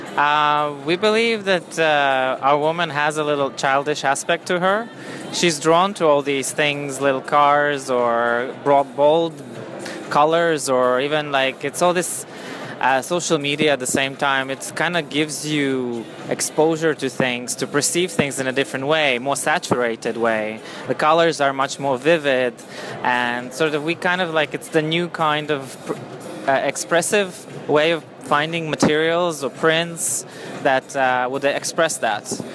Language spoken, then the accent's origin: English; Latvia; now in London, United Kingdom; I'm originally from Latvia